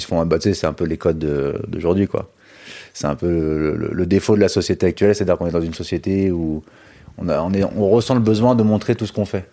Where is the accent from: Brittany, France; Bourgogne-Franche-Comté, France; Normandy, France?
Brittany, France; Finistère; je suis breton euh, du, Finistère